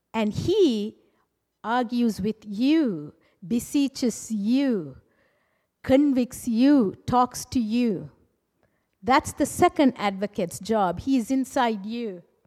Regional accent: Sri Lanka; moved away; I'm originally from Sri Lanka

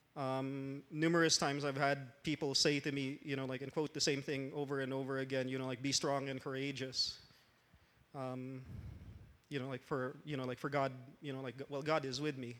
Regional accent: Philippines; moved away as an adult; also born or lived in Los Angeles, United States; now in Canada; I grew up in the Philippines

